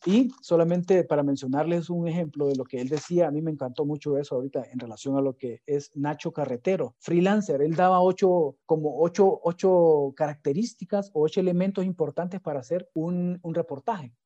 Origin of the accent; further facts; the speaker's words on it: Honduras; Nuestras capacidades, nuestras competencias digitales como hondureños son bien bajas